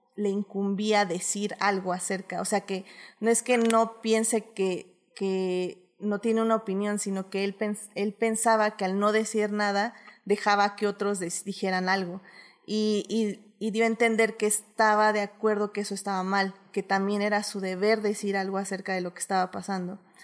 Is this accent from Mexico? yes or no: yes; Mexico; nosotros también como mexicanos